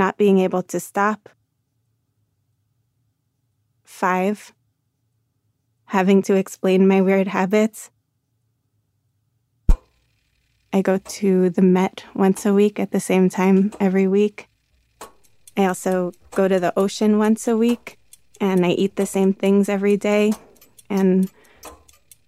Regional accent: New York, United States; as a New Yorker

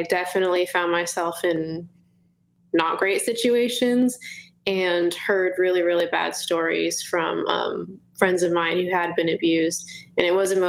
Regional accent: Los Angeles, California, United States; I'm from Los Angeles, California, born and raised.

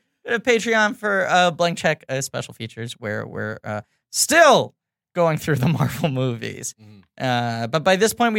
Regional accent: Ohio, United States; And as always, we're all fiends from Ohio.

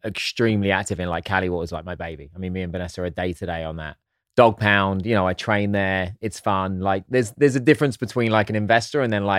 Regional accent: England, United Kingdom; Just because I'm English, I can still figure some things out.

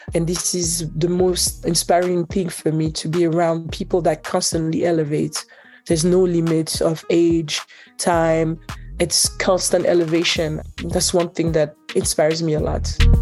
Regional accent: Switzerland; also born or lived in Haiti; now in New Jersey, United States; My both parents are Haitian, but I was born and raised in Switzerland

